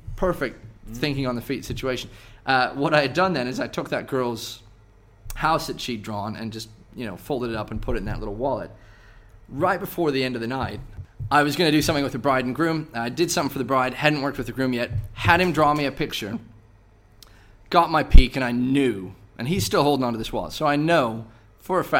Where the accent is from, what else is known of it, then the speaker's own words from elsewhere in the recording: United States; moved away as an adult; I'm from the States